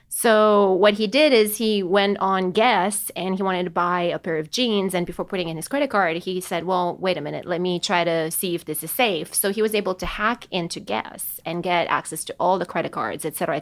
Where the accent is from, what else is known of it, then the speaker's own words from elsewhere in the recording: Romania; now in United States; I was born and raised in Romania